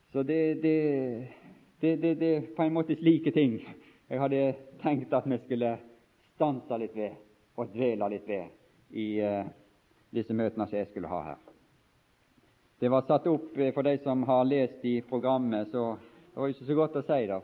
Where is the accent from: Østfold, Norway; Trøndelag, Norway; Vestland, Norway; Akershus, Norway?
Vestland, Norway; Bergen; jeg er fra Bergens område og bor i Bergen